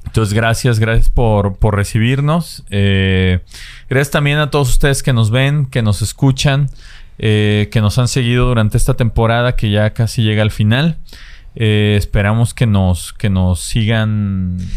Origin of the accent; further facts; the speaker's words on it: Guadalajara, Jalisco, Mexico; moved away as an adult; now in Mexico City, Mexico; nosotros que somos de Guadalajara. Mi papá es de Ciudad de México